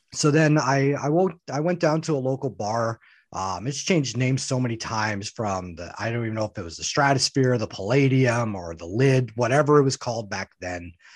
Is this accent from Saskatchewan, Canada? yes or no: yes; Saskatchewan, Canada; now in Winnipeg, Canada; I'm born from Saskatchewan. That's kind of my home.